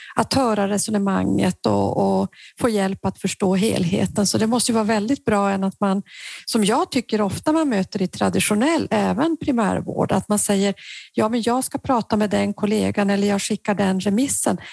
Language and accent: Swedish; Norrbotten County, Sweden; i Norrbotten i alla fall, där jag kommer ifrån